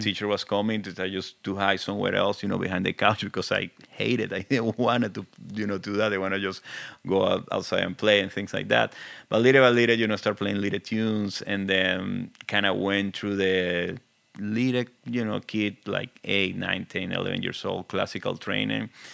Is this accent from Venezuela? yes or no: yes; Venezuela; accent: very thick; English is a second language; moved away; I'm original from Venezuela, as you can see. I have a very thick accent